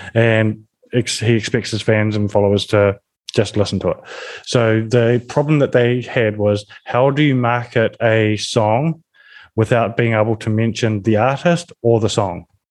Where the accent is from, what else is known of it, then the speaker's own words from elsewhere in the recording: New Zealand; I come from New Zealand, where we're a rugby nation